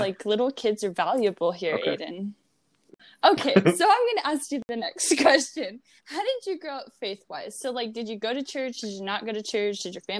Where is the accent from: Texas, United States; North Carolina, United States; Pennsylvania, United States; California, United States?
Texas, United States; Amarillo; also born or lived in Canyon, Texas / Breckenridge, Texas / Borger, Texas; Oh, yeah, so I lived in Borger. Before that, I lived in Canyon. Before that, I lived in Breckenridge, Texas. And before that, I lived in Canyon. And I was birthed into Amarillo, Texas, at Northwest Texas Hospital.